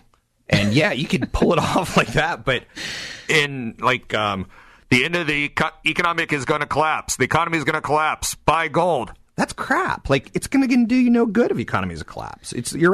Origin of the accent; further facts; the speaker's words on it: East Coast, United States; I'm from the East Coast.